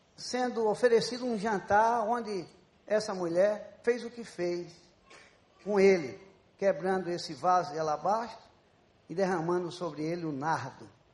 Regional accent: Paraíba, Brazil; moved away as an adult; also born or lived in Campos dos Goytacazes, Rio de Janeiro; Quando eu saí da Paraíba para vir fazer medicina aqui no Rio, em Campos, eu já disse a vocês que, pelo fato de ter nascido na Paraíba, eu não pedi para nascer na Paraíba

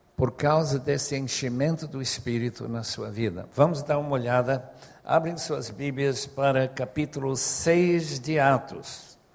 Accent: Bolivia; moved away; Como eu fui criado na Bolívia

